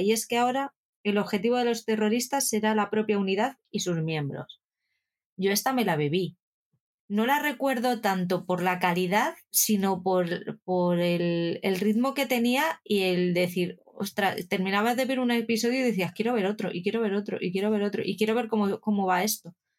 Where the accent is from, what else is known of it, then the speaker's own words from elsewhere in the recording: Spain; hablamos latino en España